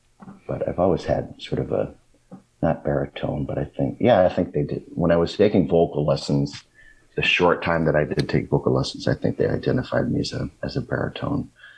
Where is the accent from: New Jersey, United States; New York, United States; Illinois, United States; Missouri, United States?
Missouri, United States; St. Louis; also born or lived in Champaign-Urbana, United States; Well, I grew up in the St. Louis area and also spent a good time in the Champaign-Urbana community where I went to college.